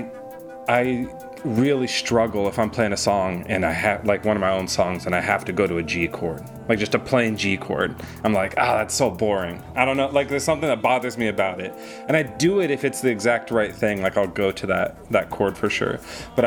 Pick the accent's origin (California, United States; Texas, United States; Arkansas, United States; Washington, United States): Washington, United States; now in Los Angeles, United States; I was raised in Washington State